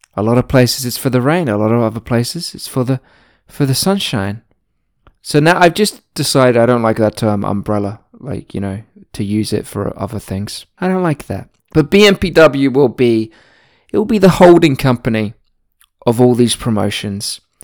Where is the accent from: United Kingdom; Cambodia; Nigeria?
United Kingdom; I was born in Britain